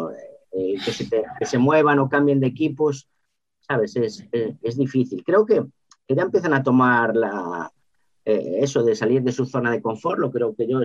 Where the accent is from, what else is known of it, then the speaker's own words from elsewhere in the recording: Lugo, Galicia, Spain; pues es que vengo de Lugo, pero soy una apasionada del 3-1